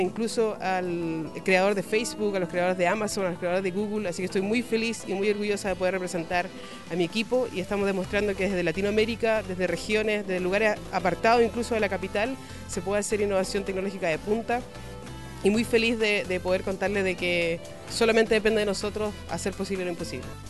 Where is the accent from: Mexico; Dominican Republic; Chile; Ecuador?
Chile; somos los primeros chilenos en estar en la lista mundial de los MIT Technology Review